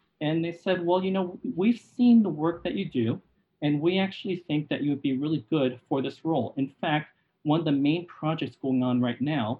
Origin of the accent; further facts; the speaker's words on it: California, United States; also born or lived in Boston; being a Californian